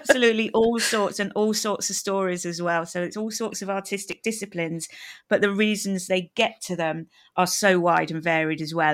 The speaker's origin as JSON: {"language": "English", "country": "United Kingdom", "said": "as a Brit"}